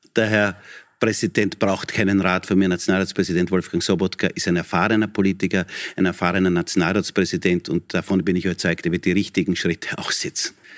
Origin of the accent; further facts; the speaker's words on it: Texingtal, Lower Austria, Austria; Bürgermeister in meiner Heimatgemeinde mhm. in Niederösterreich, in Texingtal